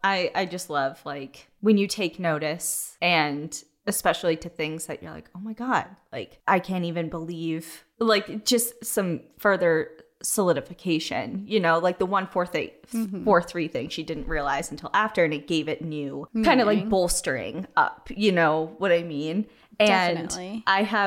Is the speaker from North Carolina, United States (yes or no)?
no; Whittier, California, United States; I wanted to talk about my hometown of Whittier, which is a historic Quaker town in Southern California